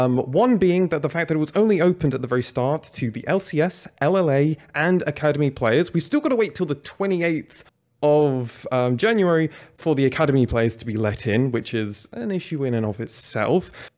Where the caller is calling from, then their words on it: Berlin, Germany; I'm calling from Berlin, but I'm normally in the UK in London.